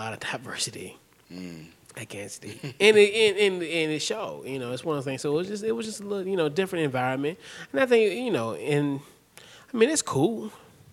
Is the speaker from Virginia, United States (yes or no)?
yes; Virginia, United States; I'm from Virginia. Yeah, I'm from Virginia